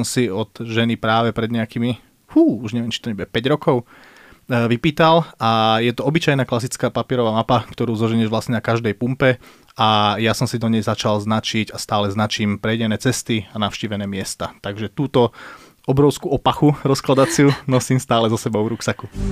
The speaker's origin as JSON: {"language": "Slovak", "country": "Slovakia", "said": "my sme na Slovensku takí"}